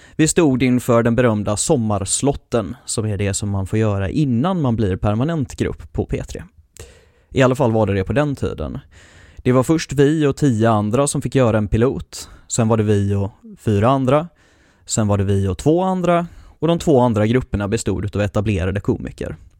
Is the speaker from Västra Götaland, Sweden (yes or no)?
yes; Mölndal, Västra Götaland, Sweden; also born or lived in Hemsjö / Piteå; Egentligen är jag ju inte från Göteborg. Jag föddes på Mölndals BB medan de fortfarande hade ett och bodde där mina första tio år innan jag flyttade ut bland kossor och, och trän i skogen vid Hemsjö